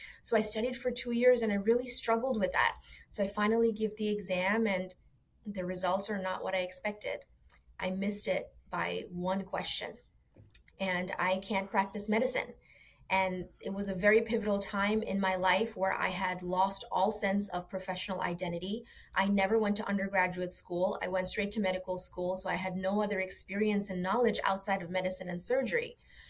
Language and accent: English; Bangladesh; born there; I was born in Bangladesh, a tiny little country on the east side of India.